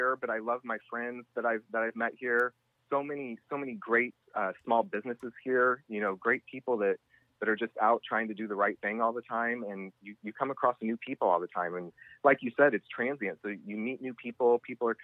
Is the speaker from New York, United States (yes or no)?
no; Independence, Missouri, United States; moved away as an adult; also born or lived in Kansas City / Seattle, Washington; now in Sarasota, United States; I was born in Kansas City and grew up in Independence, Missouri